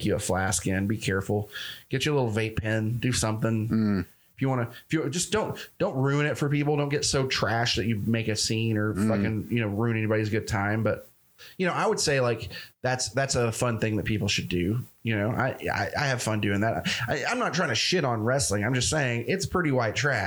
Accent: Tennessee, United States; I'm from Tennessee

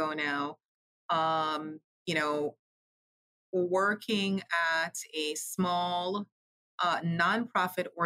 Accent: Jamaica; moved away; I'm originally from Jamaica Island

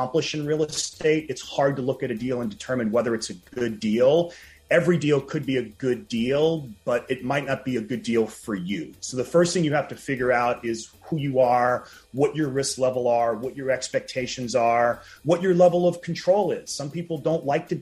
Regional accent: New Orleans, Louisiana, United States; now in Los Angeles, United States; I'm actually from New Orleans, even though I live out here in LA.

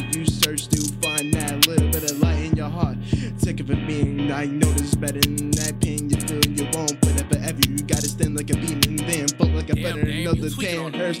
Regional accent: Atlanta, Georgia, United States; No, I'm from Atlanta.

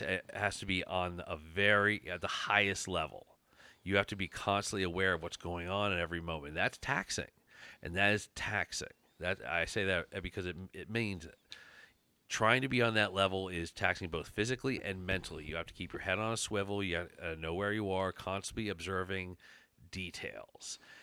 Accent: Chester County, Pennsylvania, United States; I'm from Chester County.

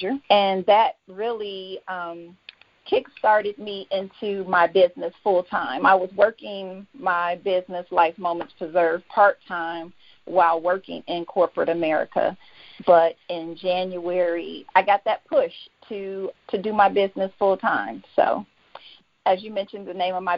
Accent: Detroit, Michigan, United States; moved away as an adult; now in Georgia, United States; I'm from born and raised in Detroit. I'm currently living in Georgia. I've been here for 13 years now.

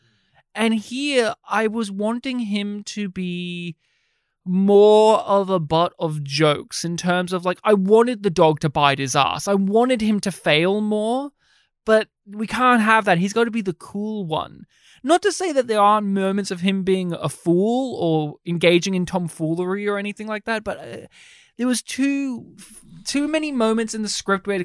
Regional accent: Australia; my hometown in rural Australia

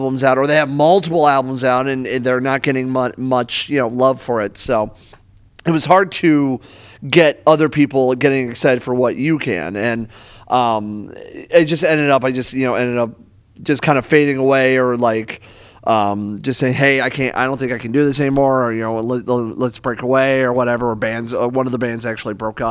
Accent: Akron, Ohio, United States; moved away as an adult; also born or lived in Toledo, Ohio; I'm originally from Akron, Ohio

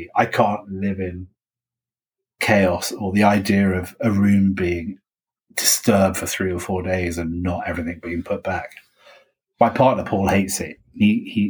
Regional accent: United Kingdom; also born or lived in Ireland; I'm British

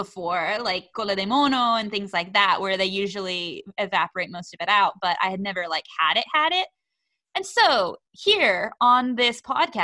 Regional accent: United States; losing my shame for being an American

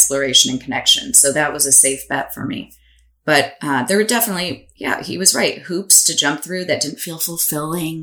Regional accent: United States; as Italian American

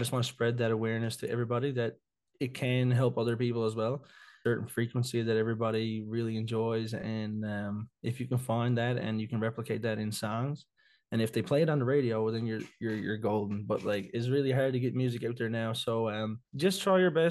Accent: Victoria, Newfoundland and Labrador, Canada; I'm from Victoria, Newfoundland.

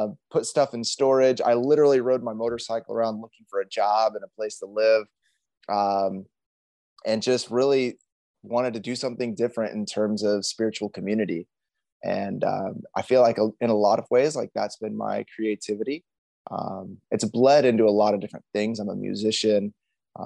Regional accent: Indianapolis, Indiana, United States; moved away as an adult; also born or lived in Miami, Florida; now in San Diego, United States; I was born in Miami, Florida. I was born as a pastor's kid. My dad was starting a church in Florida. And then whenever I was young, we moved back to the Midwest, where my parents moved to Florida from in Indianapolis.

